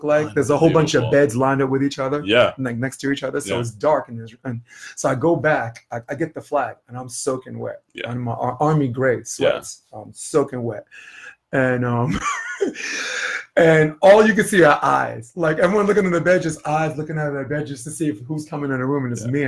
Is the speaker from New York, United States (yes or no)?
yes; New York, United States; I'm from New York.